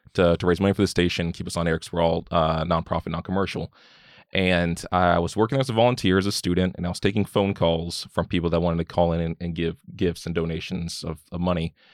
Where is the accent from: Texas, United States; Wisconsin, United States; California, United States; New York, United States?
Texas, United States; Keene; also born or lived in Mansfield, Texas / Fort Worth, Texas; moved kinda around a lot of the D F W area, lived around the Mansfield, Fort Worth area for a while, and moved back here to Keene